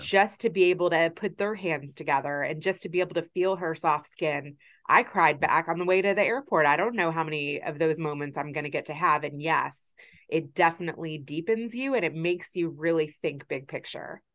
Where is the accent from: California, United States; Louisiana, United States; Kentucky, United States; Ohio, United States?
Kentucky, United States; my experience of growing up in Kentucky